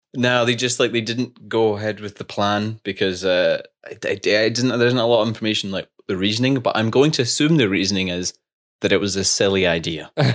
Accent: Scotland, United Kingdom; We're two Scottish engineers that graduated during COVID

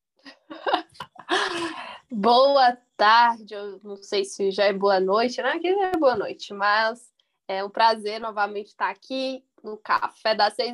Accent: Bahia, Brazil; sou aqui da Bahia

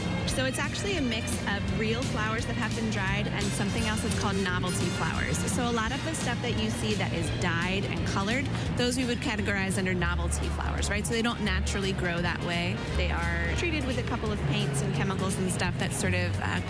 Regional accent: Titusville, New Jersey, United States; Central Jersey, Titusville, New Jersey to be exact

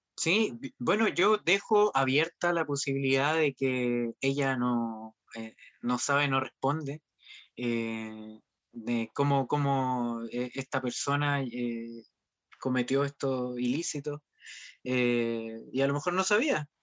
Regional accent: Chile; cómo somos como chilenos

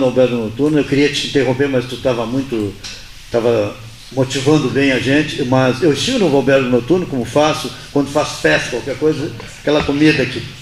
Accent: Pernambuco, Brazil; now in Pelotas, Brazil; Eu sou de Pernambuco e estudo na Universidade Federal de Pelotas da Agronomia

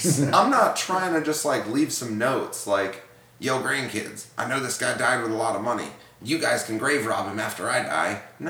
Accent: Ocoee, Florida, United States; No, Ocoee.

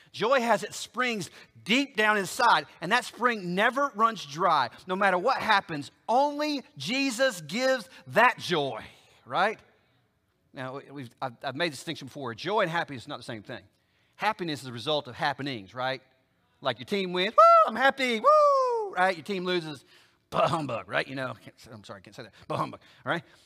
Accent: Oklahoma, United States; now in Alabama, United States; I live in Alabama, but I ain't from Alabama. I'm from Oklahoma, good, bad, or ugly, right? So if I was gonna go back for a census, I'd have to travel 800 miles back to my hometown in Oklahoma

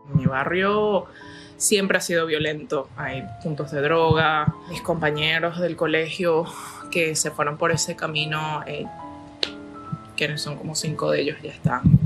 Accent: Venezuela; moved away; me gustaría cantar en mi país. Me gustaría que mi país se arreglara. Y me gustaría poder reunirme con mi público venezolano

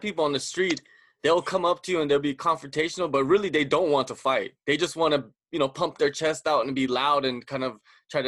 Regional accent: West Coast, United States; I grew up on the West Coast

